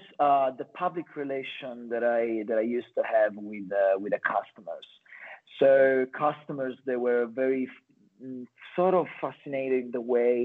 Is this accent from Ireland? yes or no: no; Calabria, Italy; English is a second language; moved away as an adult; now in Australia; I'm actually from Italy, from the south, from a little town in Calabria.